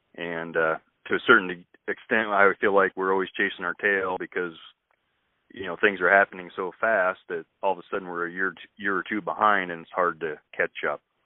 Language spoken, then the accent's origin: English; west central Illinois, United States; moved away as an adult; also born or lived in eastern Iowa; now in Iowa, United States; I actually grew up on a family farm down in west central Illinois